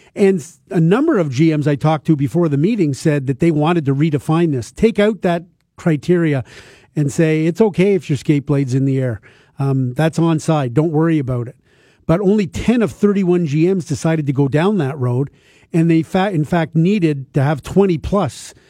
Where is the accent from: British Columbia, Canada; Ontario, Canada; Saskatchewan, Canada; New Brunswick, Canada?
Ontario, Canada; Toronto; when I was a kid growing up in Toronto in the nineteen sixties